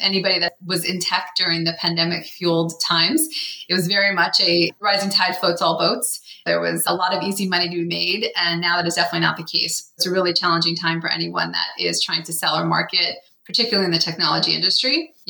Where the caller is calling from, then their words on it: Menlo Park, California, United States; I am calling in from Menlo Park, which is just south of San Francisco.